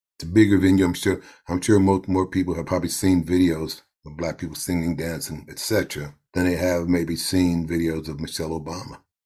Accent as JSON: {"language": "English", "town": "New York City", "region": "New York", "country": "United States", "tie": "born or raised there", "also_born_or_lived": "Harlem", "said": "we moved from Harlem to Brooklyn."}